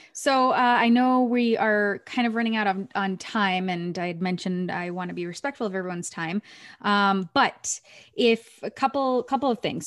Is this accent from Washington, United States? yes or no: no; Maine, United States; moved away; I grew up in Maine